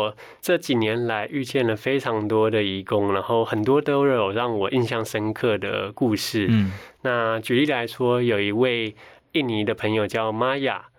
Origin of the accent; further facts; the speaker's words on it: Taiwan; 那其实很巧的是，当我跟他们说我来自台湾的时候， 很多我的菲律宾朋友跟我说，哎，他的亲戚在台湾工作